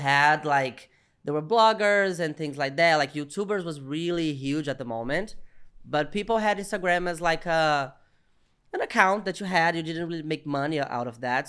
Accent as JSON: {"language": "English", "region": "Minas Gerais", "country": "Brazil", "said": "I'm a Brazilian comedian. And I'm from Minas Gerais. I'm from the countryside of Brazil"}